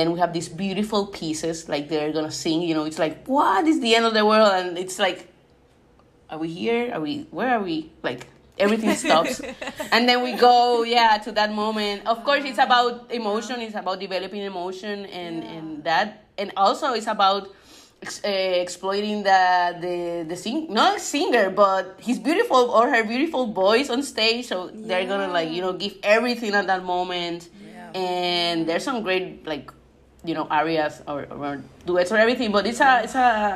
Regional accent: Puerto Rico; I'm from Puerto Rico, so it's a small island here in the Caribbean

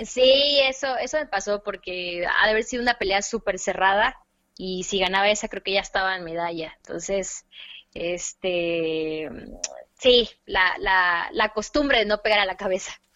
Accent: Córdoba, Veracruz, Mexico; Soy cordobesa, veracruzana, amante de las de la comida veracruzana

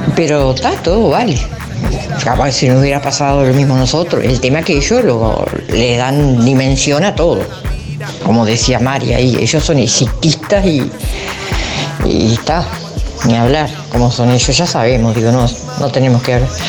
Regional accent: Uruguay; yo soy uruguaya

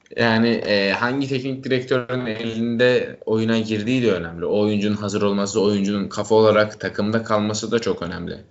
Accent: Trabzon, Turkey; Ben Trabzonluyum.

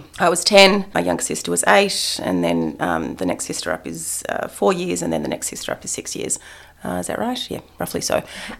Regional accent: Adelaide, South Australia, Australia; born there; also born or lived in Canberra / Melbourne / Upstate New York; I was born in Adelaide. It was, yeah, so it was South Australia. It was Canberra. It was eastern suburbs of Melbourne. Upstate New York was probably the most glamorous element of it.

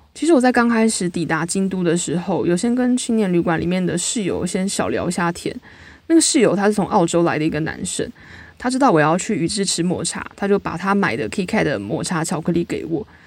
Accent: New Taipei, Taiwan; 我都会直接说我是大西北市，但我觉得就是一个大台北地区嘛

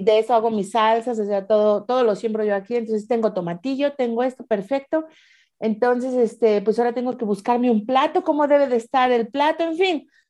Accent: Mexico; moved away as an adult; now in Switzerland

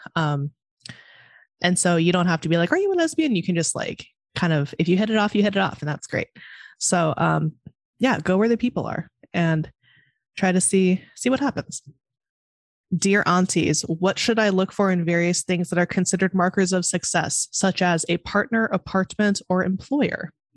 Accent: Monterey, California, United States; now in Chicago, United States; I'm from Monterey, California.

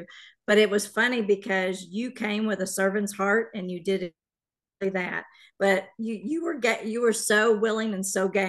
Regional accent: Carrollton, Texas, United States; So I grew up in the Carrollton area here in the Metroplex.

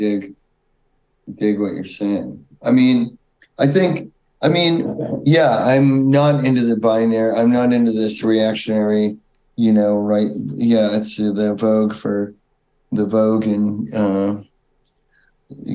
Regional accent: United States; growing up in America

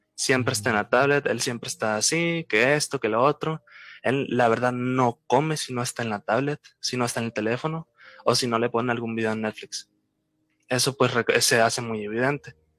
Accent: Culiacán, Sinaloa, Mexico; soy originario de México, de Culiacán, Sinaloa

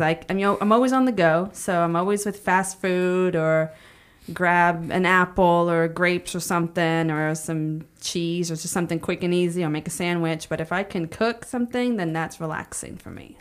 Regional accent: Palestine, Texas, United States; also born or lived in Houston, Texas; now in Tyler, United States; I grew up in Palestine for twenty-seven years.

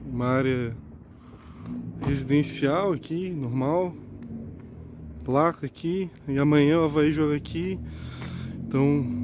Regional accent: Florianópolis, Santa Catarina, Brazil; moved away as an adult; now in São Paulo, Brazil; Sou de Floripa, moro em São Paulo tem dois anos.

